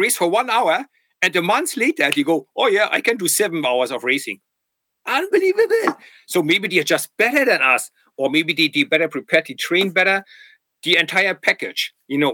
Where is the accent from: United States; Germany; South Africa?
Germany; accent: German; English is a second language; I was from East Germany